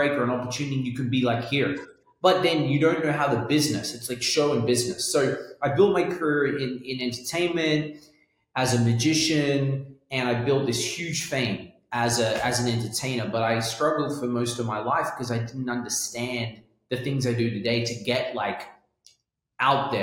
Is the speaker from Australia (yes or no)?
yes; Australia; accent: Australian London; moved away; also born or lived in London; I was born in Australia